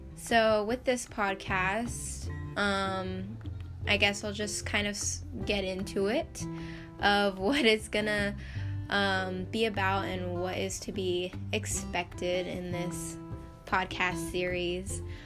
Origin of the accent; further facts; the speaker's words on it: United States; also born or lived in Idaho; I am American